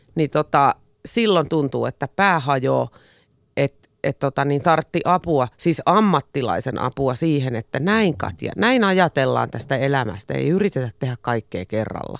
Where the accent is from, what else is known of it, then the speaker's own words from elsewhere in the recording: Espoo, Uusimaa, Finland; Olen espoolainen perheenäiti